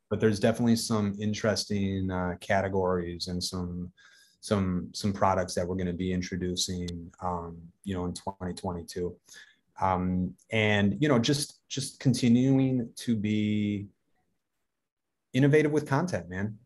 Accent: Racine, Wisconsin, United States; I'm from Racine, Wisconsin, which is, you know, it's a, it's, it's a Rust Belt city.

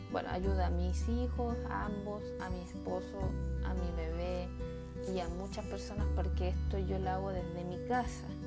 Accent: Chile; en mi país Chile, específicamente en la región de Coquimbo

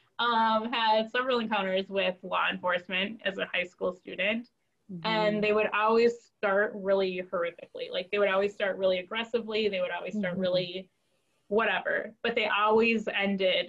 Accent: northern Wisconsin, United States; also born or lived in Central America / Duluth, Minnesota; I'm adopted from Central America, but I grew up in Wisconsin, northern Wisconsin, in an all-white family

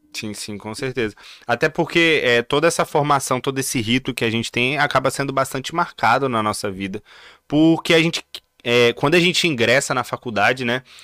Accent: Vitória, Espírito Santo, Brazil; Eu sou de Vitória

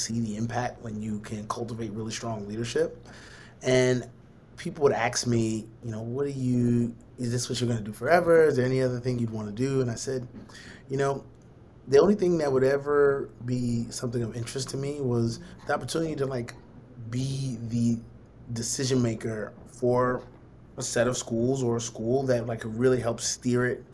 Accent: Brooklyn, New York, United States; moved away as an adult; also born or lived in Connecticut / Texas; now in Sumter, United States; I'm originally from New York, born and raised in Brooklyn, New York

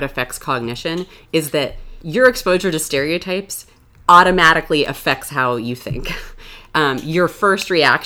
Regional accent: Florida, United States; moved away as an adult; also born or lived in New York; I grew up in Florida, where it was really warm. Then I moved to New York for graduate school

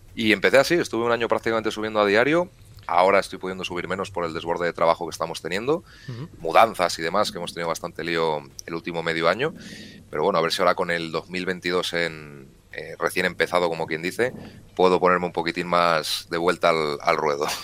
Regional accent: León, Castile and León, Spain; En mi tierra se come muy bien en casi todos los sitios, sobre todo en la zona de la montaña

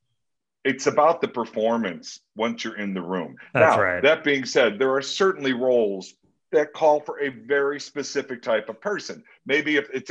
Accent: Lansing, Illinois, United States; moved away as an adult; also born or lived in Chicago, Illinois / Los Angeles; Born and raised in the South Suburbs, Lansing, Illinois, outside of Chicago on the Indiana border.

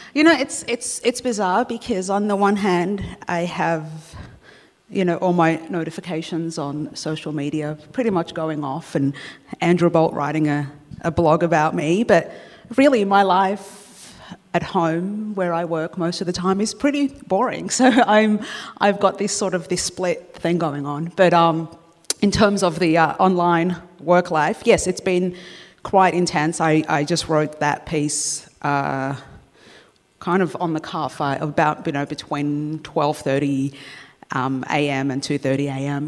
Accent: Australia; having lived here since I was two

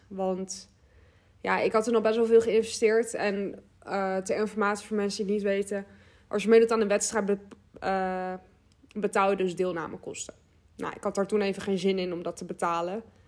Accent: Westland, South Holland, Netherlands; ik kom uit Westland, dus dat, eh, ja, dat ligt gewoon tegen Den Haag aan

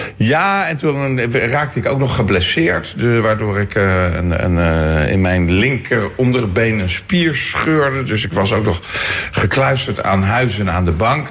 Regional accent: Leiden, South Holland, Netherlands; Leiden, mijn geboortestad

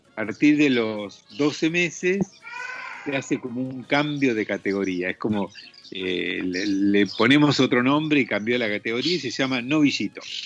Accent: Argentina; la carne que producimos acá en Argentina, a la cual yo estoy acostumbrado

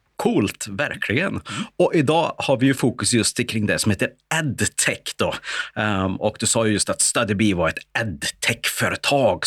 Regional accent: Värmland, Sweden; accent: Värmland dialect (värmländska); vår kombination av både värmländska och skånska

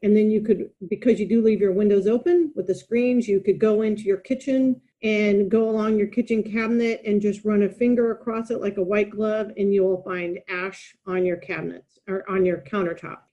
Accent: United States; moved away as an adult; also born or lived in Dallas, Texas / Melbourne, Australia / Europe; now in Sydney, Australia; I'm American.

